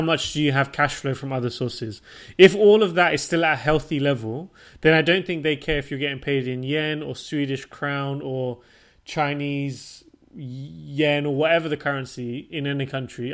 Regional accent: Portsmouth, South East England, United Kingdom; moved away as an adult; also born or lived in London / Switzerland / Denmark / Japan; now in Stockholm, Sweden; I'm born and raised from the UK

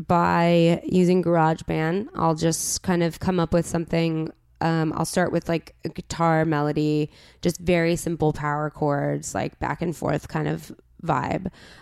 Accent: La Crescenta, California, United States; I've always lived on the east side. I grew up in La Crescenta, which uh-huh. is above Glendale.

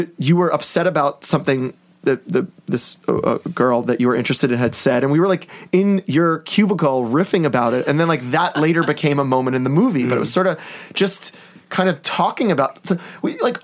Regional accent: New York, United States; I'm from New York

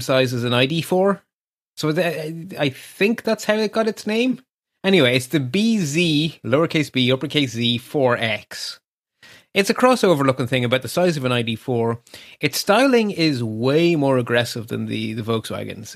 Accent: Ireland; we don't take compliments here in Ireland

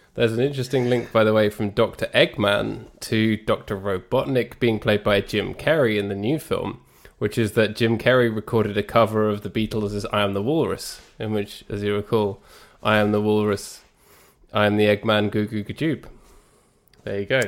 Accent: England, United Kingdom; I'm English

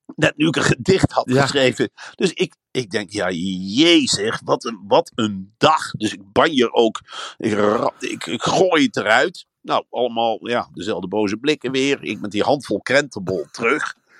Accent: Veluwe, Gelderland, Netherlands; Ik kom uit de Veluwe

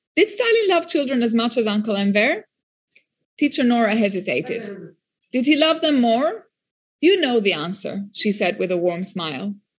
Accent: Albania; born or raised there; first language French; English is a second language

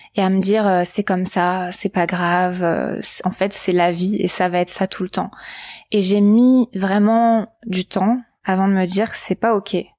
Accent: Var, Provence-Alpes-Côte d'Azur, France; j'ai grandi dans le Var, dans le sud de la France

